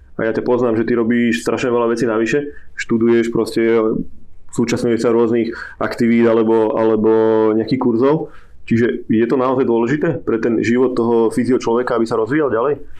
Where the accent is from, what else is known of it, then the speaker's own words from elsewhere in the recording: Piešťany, Trnava Region, Slovakia; Ja som z Piešťan